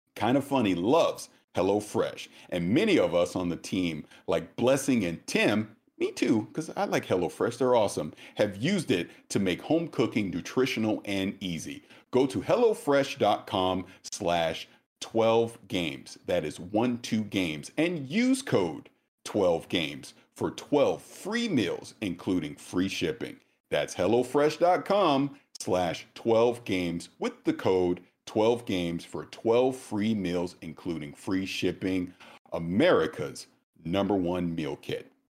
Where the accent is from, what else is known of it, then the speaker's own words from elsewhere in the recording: the South, United States; I'm from the South